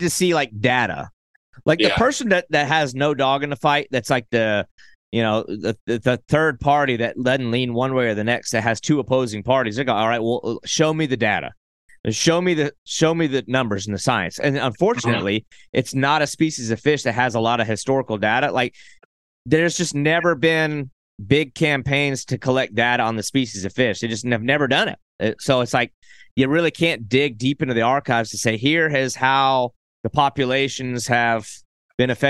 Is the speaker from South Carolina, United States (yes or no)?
yes; South Carolina, United States; my home state is South Carolina.